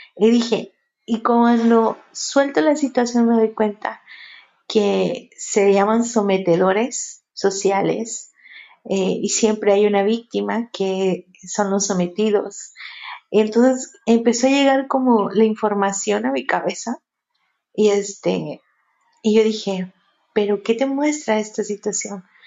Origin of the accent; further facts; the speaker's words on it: Mexico; aquí en México, yo soy de, aquí de México